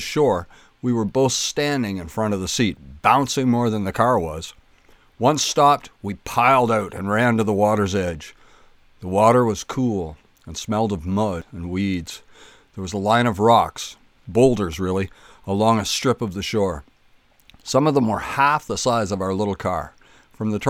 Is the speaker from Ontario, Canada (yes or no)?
yes; Kemble, Ontario, Canada; growing up in Kemble